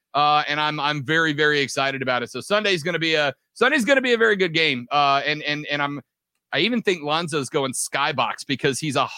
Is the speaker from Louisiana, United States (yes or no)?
yes; New Orleans, Louisiana, United States; moved away as an adult; now in Greenville, United States; Yeah, I'm originally from New Orleans. My family still lives in New Orleans. I took this job in Greenville, South Carolina 2.5 years ago.